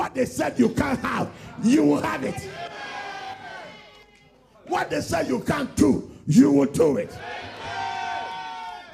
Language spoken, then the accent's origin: English; London, United Kingdom; I am from London